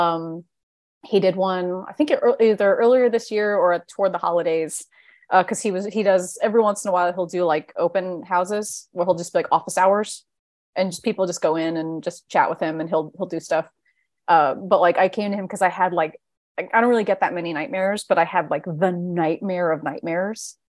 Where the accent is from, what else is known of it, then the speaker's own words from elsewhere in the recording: New Jersey, United States; I'm from Jersey